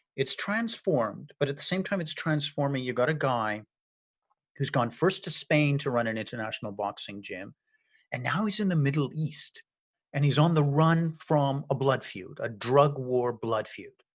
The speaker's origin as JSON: {"language": "English", "country": "Ireland", "said": "as an Irish guy"}